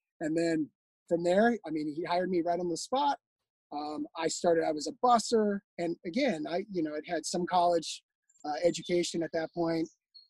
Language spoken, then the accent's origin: English; Palm Desert, California, United States; I grew up in Southern California, and the tourism hospitality mecca of Palm Desert